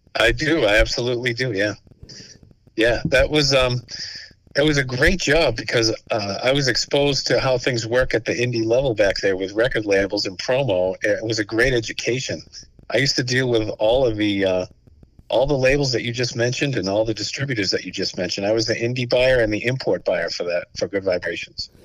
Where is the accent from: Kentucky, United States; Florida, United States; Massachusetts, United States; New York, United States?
Massachusetts, United States; Stoughton; We're from Stoughton on the South Shore